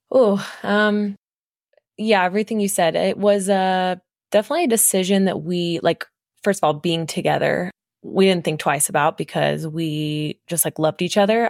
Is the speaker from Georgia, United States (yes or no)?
yes; Georgia, United States; I'm from Georgia as well